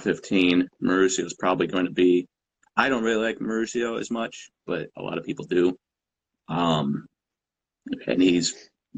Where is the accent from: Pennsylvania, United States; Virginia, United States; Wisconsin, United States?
Wisconsin, United States; Milwaukee; we're both from Milwaukee